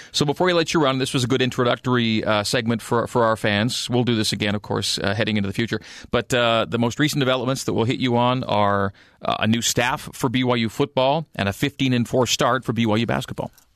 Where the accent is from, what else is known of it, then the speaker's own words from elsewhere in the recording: Canada; now in Utah, United States; a born and raised native Canadian